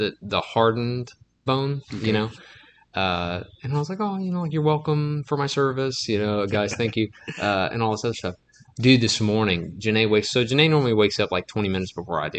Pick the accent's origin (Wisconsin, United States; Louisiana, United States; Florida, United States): Louisiana, United States; Henderson; my hometown, Henderson, Louisiana